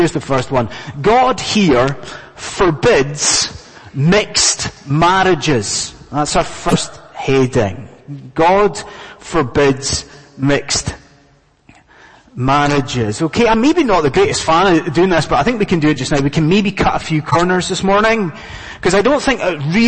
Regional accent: Scotland, United Kingdom; moved away as an adult; now in London, United Kingdom; I'm a Scotsman, and us Scots

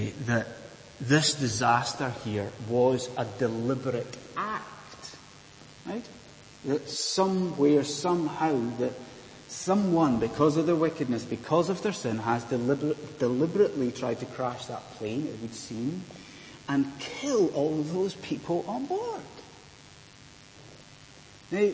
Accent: Inverness, Scotland, United Kingdom; where I grew up in Inverness in Scotland

